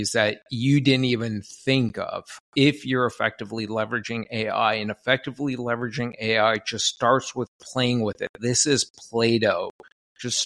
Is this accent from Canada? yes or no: yes; Canada; I'm from Canada